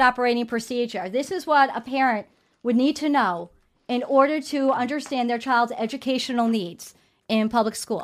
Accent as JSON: {"language": "English", "town": "New York City", "region": "New York", "country": "United States", "tie": "born or raised there", "said": "being born and raised in New York City"}